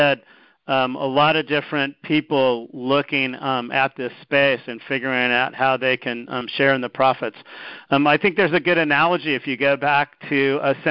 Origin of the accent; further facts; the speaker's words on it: United States; also born or lived in Japan; I'm American